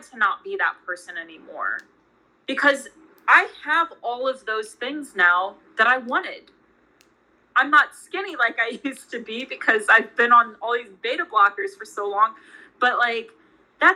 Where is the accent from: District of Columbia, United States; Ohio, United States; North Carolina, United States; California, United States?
District of Columbia, United States; Washington; I grew up in Georgetown in Washington, D.C.